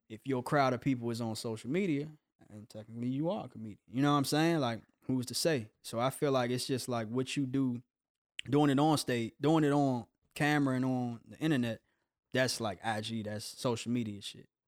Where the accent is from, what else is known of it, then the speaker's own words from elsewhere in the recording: Capitol Heights, Maryland, United States; moved away as an adult; also born or lived in Coatesville, Pennsylvania / Hinesville; now in Los Angeles, United States; I grew up in Capitol Heights. I was born in Pennsylvania